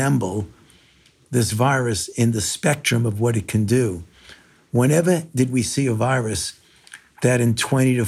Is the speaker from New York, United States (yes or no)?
yes; New York City, New York, United States; moved away; I was born in New York, in Brooklyn, and I was, throughout my entire youth, I was a New York Yankees fan, even though I was living in Brooklyn